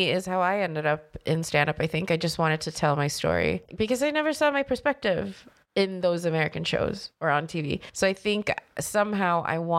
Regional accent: Sweden; when I was a kid, I grew up in Sweden. I'm Chinese. My parents are Chinese.

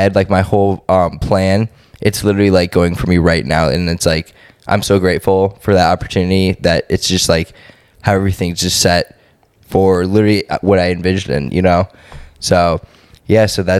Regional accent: Cleveland, Ohio, United States; moved away as an adult; also born or lived in Columbus, Ohio; now in Houston, United States; I grew up in Cleveland, Ohio.

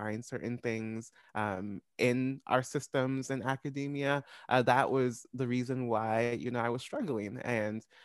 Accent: Olathe, Kansas, United States; white school district growing up in Olathe, Kansas.

